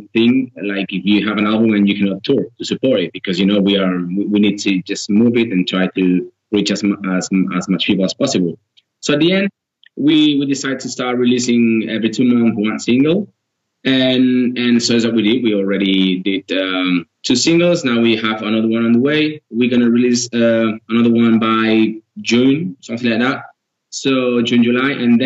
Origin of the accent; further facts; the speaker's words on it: Girona, Catalonia, Spain; We are from we are from Girona, which is a different area.